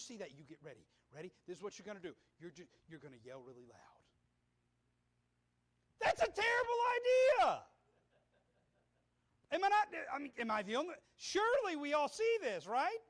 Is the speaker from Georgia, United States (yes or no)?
yes; Atlanta, Georgia, United States; I grew up in Atlanta, Georgia, born and raised